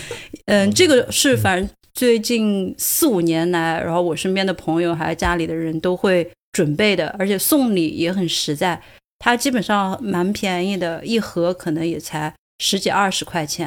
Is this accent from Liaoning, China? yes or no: no; Sichuan, China; now in Dublin, Ireland; 我们四川人